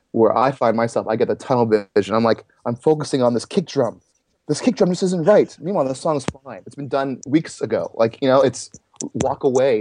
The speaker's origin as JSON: {"language": "English", "town": "Toronto", "region": "Ontario", "country": "Canada", "said": "I'm from Toronto, Canada area, you know, somewhere in that Toronto vicinity"}